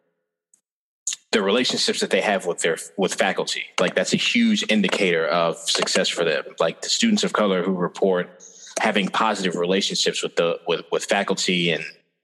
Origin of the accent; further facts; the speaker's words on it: Des Moines, Iowa, United States; I came from Des Moines